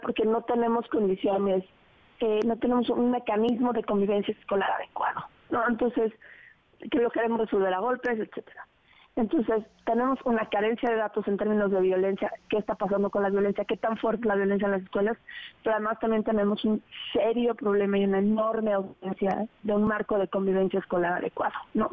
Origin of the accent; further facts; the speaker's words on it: Mexico; como mexicanos